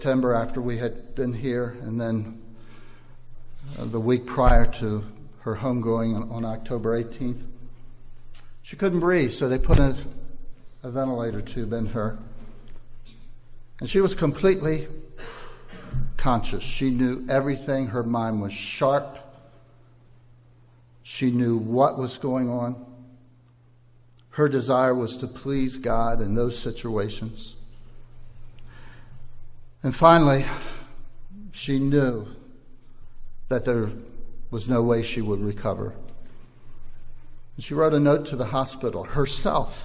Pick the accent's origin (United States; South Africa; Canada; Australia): United States; Maryland; moved away as an adult; also born or lived in Baltimore, Maryland; now in Ivory Coast; we're from Maryland, and one thing Marylanders are known for is blue crab